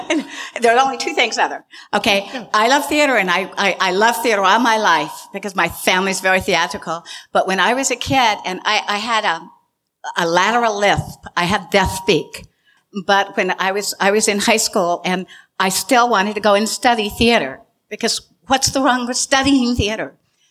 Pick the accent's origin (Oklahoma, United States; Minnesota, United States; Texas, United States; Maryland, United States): Texas, United States; Austin; also born or lived in Stuttgart, Germany / Berlin, Germany; I was born in Stuttgart, Germany, and I grew up in Berlin. My father was American military. He was counterintelligence. Then I spent the rest of my childhood in Texas, in Austin, Texas.